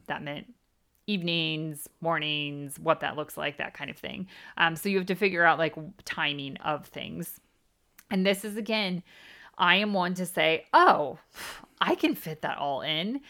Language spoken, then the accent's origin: English; United States; moved away as an adult; now in United Kingdom; we are from the States and we live in the U K